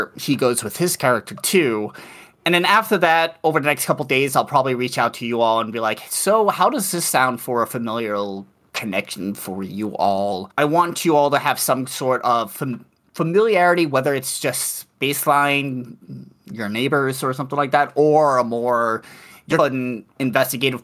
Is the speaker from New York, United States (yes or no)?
yes; New York City, New York, United States; now in Madison, United States; I currently live in Wisconsin, in Madison, Wisconsin. But I'm originally from New York City